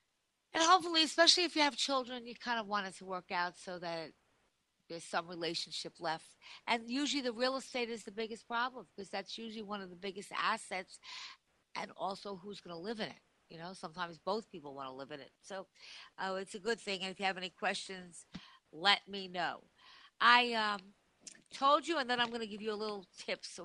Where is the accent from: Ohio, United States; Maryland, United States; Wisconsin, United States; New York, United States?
New York, United States; Long Island; moved away; I am from Long Island, so I have a lot of friends there still